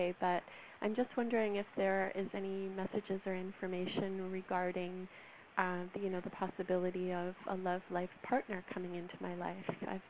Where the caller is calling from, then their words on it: Canada; I'm calling from Canada.